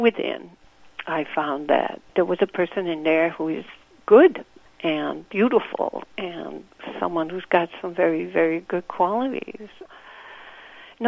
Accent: Santiago, Santiago Metropolitan Region, Chile; first language Spanish; English is a second language; moved away as an adult; now in Milwaukee, United States; I grew up in Santiago

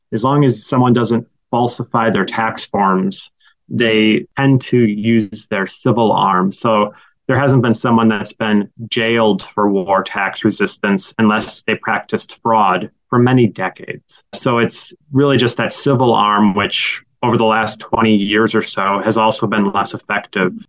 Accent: Green Bay, Wisconsin, United States; moved away as an adult; now in Milwaukee, United States; as a high school student growing up in Green Bay

